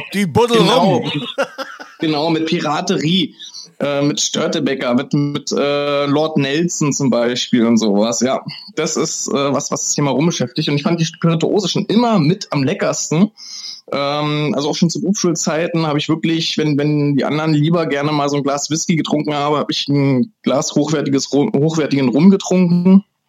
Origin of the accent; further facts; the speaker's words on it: Germany; als Deutscher